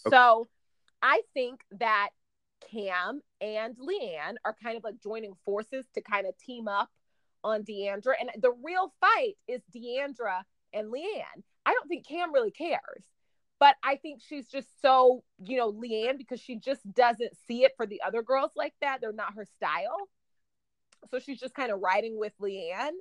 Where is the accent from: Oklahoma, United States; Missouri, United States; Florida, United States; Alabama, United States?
Oklahoma, United States; moved away; also born or lived in Dallas, Texas; I'm from Oklahoma and I lived in Dallas